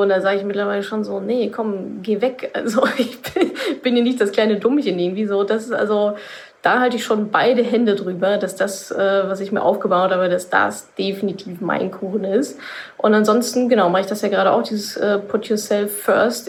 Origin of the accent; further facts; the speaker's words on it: Ruhr area, North Rhine-Westphalia, Germany; ich komme ja aus dem Ruhrgebiet